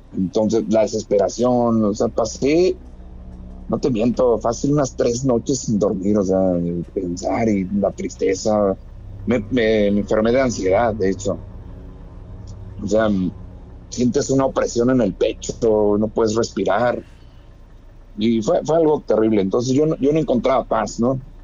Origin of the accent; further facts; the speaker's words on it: Mexico City, Mexico; moved away; Yo soy de la Ciudad de México